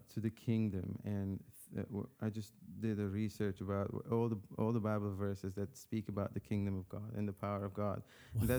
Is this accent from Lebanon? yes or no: yes; Lebanon; moved away; I'm from an Armenian family, ethnically, but born and raised in Lebanon